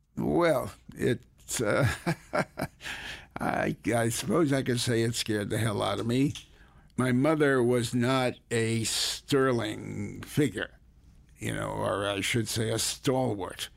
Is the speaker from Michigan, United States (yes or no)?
no; Hartford, Connecticut, United States; also born or lived in New Haven, Connecticut; raised largely in Hartford